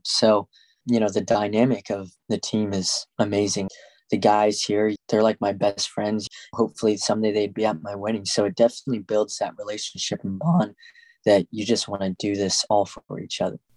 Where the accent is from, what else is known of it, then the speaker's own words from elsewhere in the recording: Arvada, Colorado, United States; I decided to move back to my hometown in Arvada